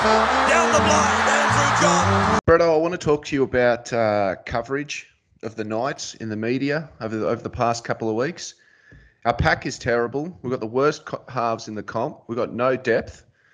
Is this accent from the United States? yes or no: no; New South Wales, Australia; we're from New South Wales